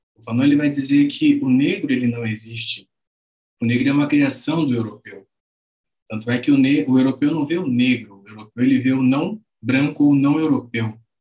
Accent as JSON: {"language": "Portuguese", "town": "Londrina", "region": "Paraná", "country": "Brazil", "tie": "born or raised there", "said": "sou nascido e criado aqui em Londrina."}